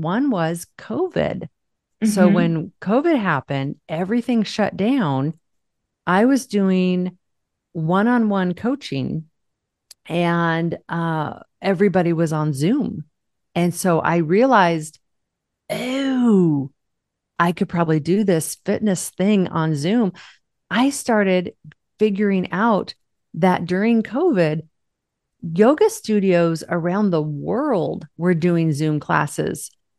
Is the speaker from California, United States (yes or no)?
no; Seattle, Washington, United States; from Seattle.